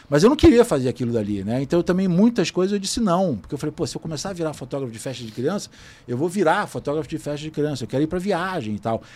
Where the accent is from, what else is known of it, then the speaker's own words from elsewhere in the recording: Brazil; eu sou do Brasil, sou fotógrafo